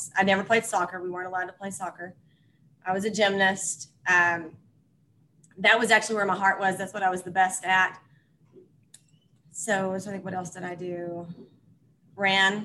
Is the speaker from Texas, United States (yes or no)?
yes; Loveland, Texas, United States; I grew up in the small town of Loveland, Texas, which is about 25 miles west of Lubbock, Texas. Lived in Texas my whole life, never moved out